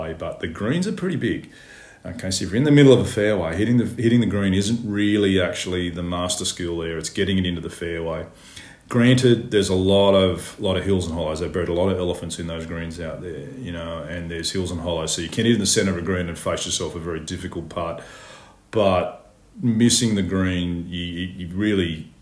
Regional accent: Charlestown, New South Wales, Australia; Charlestown Golf Course, which is my hometown

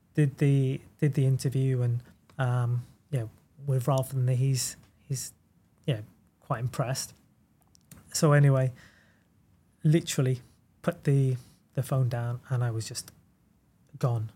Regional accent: United Kingdom; moved away as an adult; also born or lived in New York / Salzburg; being a British coach in Europe

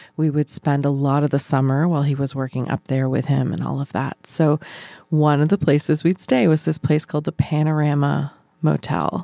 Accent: New Brunswick, Canada; moved away; we had a community pool in my hometown in New Brunswick

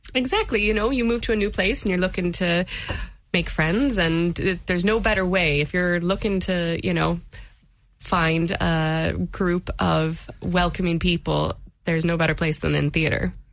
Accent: United States; moved away as an adult; now in Limerick, Ireland; I hail from America, and I moved over, and this was the first thing I did when I moved to Limerick

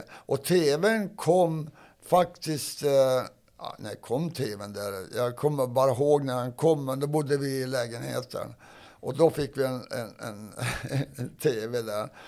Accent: Sweden; För jag var ju först som svensk i alla fall in där.

